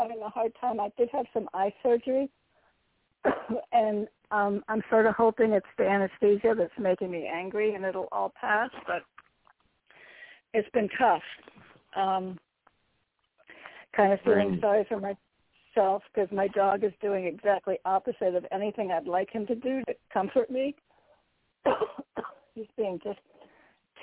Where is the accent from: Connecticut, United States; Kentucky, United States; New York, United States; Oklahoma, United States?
Connecticut, United States; from Connecticut